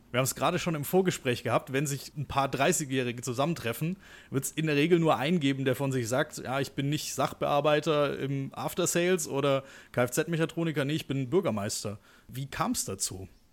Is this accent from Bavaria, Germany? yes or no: no; Stuttgart, Baden-Württemberg, Germany; moved away as an adult; ich bin ja auch gebürtiger Stuttgarter, habe da über 20 Jahre gewohnt